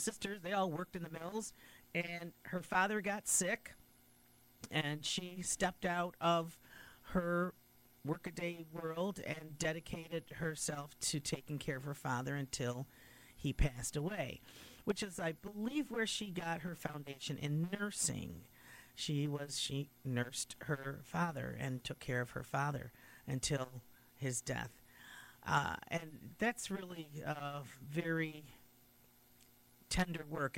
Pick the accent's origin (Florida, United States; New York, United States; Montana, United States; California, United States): New York, United States; Utica; that was my original home church when we first, when our family first came to Utica in 1954